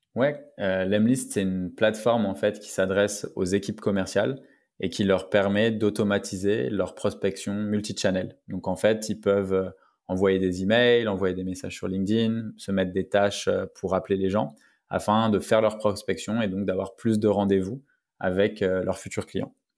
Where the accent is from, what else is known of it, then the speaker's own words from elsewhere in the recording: Paris, Île-de-France, France; je suis né à Paris, à la gare du Nord, donc à la Riboisière. Donc j'ai grandi entre Barbès et Pigalle, donc Paris Nord